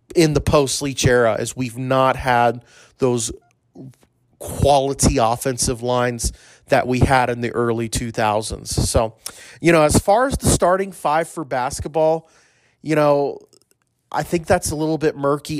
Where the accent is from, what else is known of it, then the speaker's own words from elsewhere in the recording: Corpus Christi, Texas, United States; Corpus Christi. That's my hometown. That's where I was born.